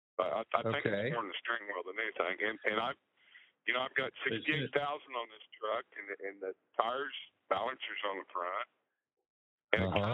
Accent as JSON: {"language": "English", "town": "Jamaica", "region": "Kansas", "country": "United States", "said": "I'm from Jamaica, Kansas"}